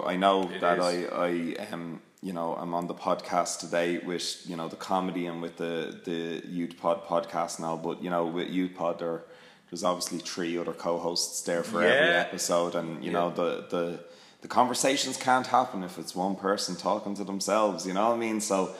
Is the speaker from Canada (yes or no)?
no; Ireland; I'm Irish, and I love all these Irish things, and I'm proud of where I come from